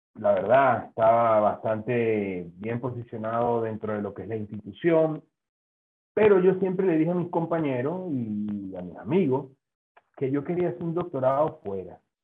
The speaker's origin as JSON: {"language": "Spanish", "country": "Venezuela", "tie": "born or raised there", "also_born_or_lived": "Spain", "moved": "as an adult", "lives_now": "Zaragoza, Spain", "said": "me vine a España a hacer el doctorado, mi idea inicialmente era formarme eh, y luego regresar a mi tierra natal"}